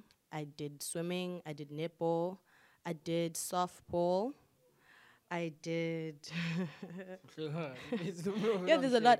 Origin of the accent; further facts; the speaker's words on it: Durban, KwaZulu-Natal, South Africa; Mm-hmm. I grew up at Woodlands.